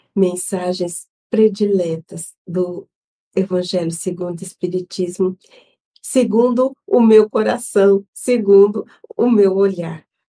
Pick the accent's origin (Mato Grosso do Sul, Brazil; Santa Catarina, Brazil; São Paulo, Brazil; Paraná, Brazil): São Paulo, Brazil; São José do Rio Preto; eu sou de São José do Rio Preto